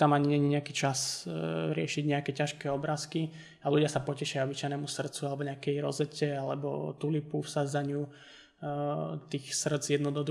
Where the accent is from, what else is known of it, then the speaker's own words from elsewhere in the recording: Bojnice, Trenčín Region, Slovakia; moved away; chcem sa vrátiť akoby do Bojnic, čo je moje rodné mesto